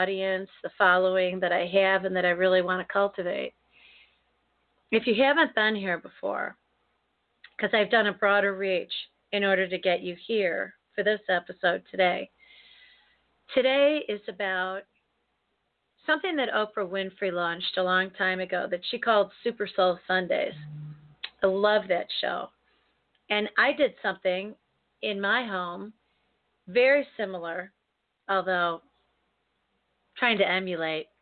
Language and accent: English; United States; as an American, born and bred here, raised here, lived in the United States